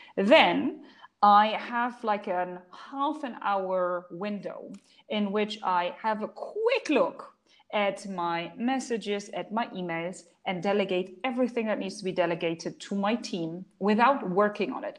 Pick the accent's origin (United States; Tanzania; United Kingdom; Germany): Germany; first language German; English is a second language; now in Dubai, United Arab Emirates; I'm German. I'm fluent in German. That's my mother tongue